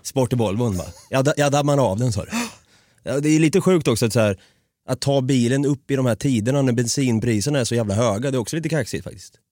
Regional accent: Norrköping, Östergötland, Sweden; accent: Östgötska; now in Stockholm, Sweden; jag är ju uppvuxen på en gata i Norrköping

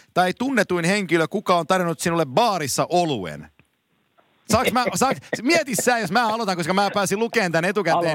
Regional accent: Finland; mä oon Suomesta

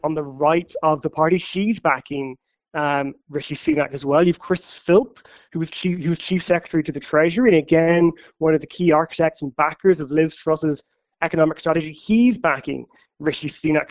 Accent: Ireland; now in London, United Kingdom; as an Irish journalist in London

